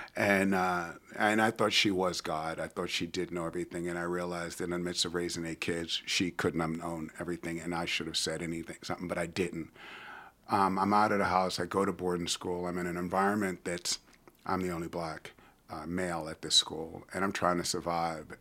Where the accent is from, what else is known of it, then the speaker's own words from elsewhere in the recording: New York City, New York, United States; now in Richmond, United States; I was born and raised in New York City